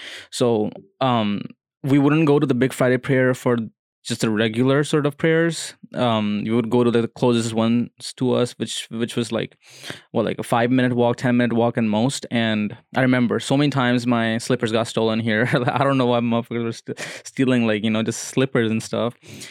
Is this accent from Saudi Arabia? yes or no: yes; Zulfi, Riyadh Province, Saudi Arabia; So growing up in Saudi Arabia, like constantly we were homesick. We wanted to go back to Pakistan. And like, it was a small city, Zulfi.